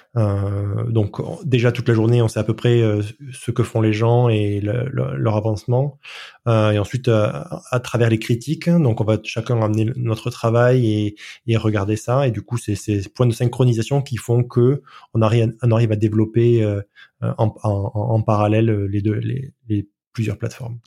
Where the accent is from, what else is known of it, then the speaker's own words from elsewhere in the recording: France; je suis français